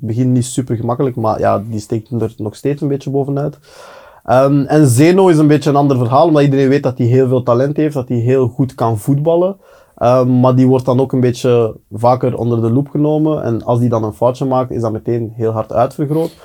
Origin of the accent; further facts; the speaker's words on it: Belgium; wij als Belgen